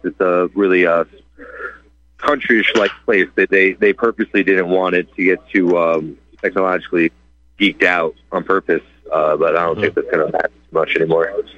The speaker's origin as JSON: {"language": "English", "region": "upstate New York", "country": "United States", "said": "upstate, tri-state area"}